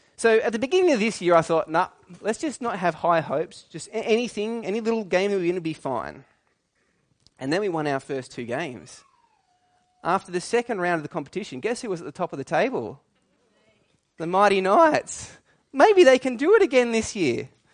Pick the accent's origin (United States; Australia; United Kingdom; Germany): Australia; New South Wales; I grew up in New South Wales